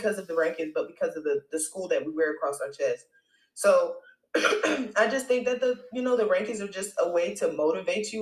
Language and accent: English; Raleigh, North Carolina, United States; because I'm from North Carolina and I'm from Raleigh